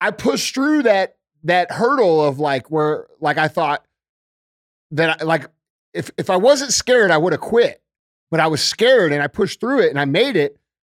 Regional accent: Tornado Alley, United States; I grew up in Tornado Alley

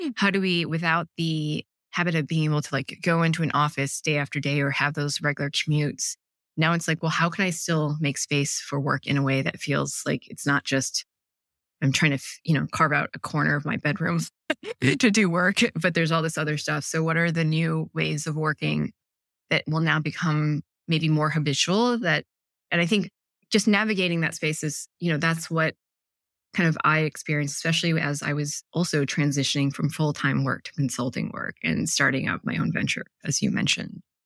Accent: Ann Arbor, Michigan, United States; I grew up in Ann Arbor, Michigan

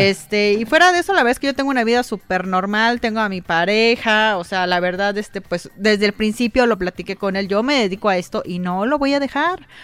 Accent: Mexico; somos medio vulgarzones, somos doble sentido el mexicano

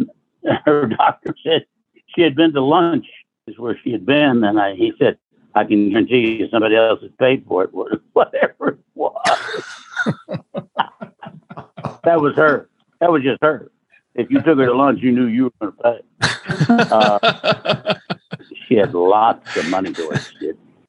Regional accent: Port Arthur, Texas, United States; I'm from Port Arthur. I grew up with these people

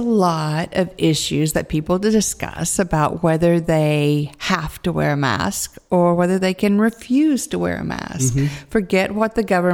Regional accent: United States; as an American

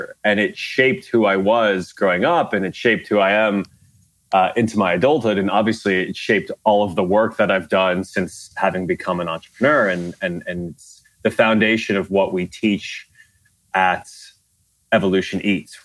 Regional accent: Garden City, New York, United States; small little Catholic school in Garden City, where I grew up in Long Island.

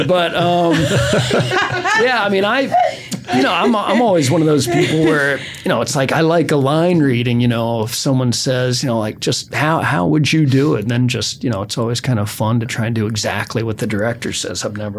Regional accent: Dallas, Texas, United States; Yeah, we were filming in Austin and I'm from Dallas, as you know.

